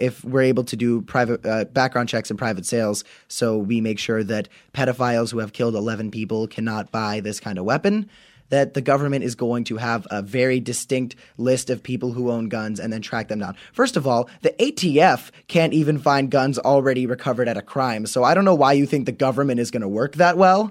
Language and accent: English; Florida, United States; We're from Florida, so it's hot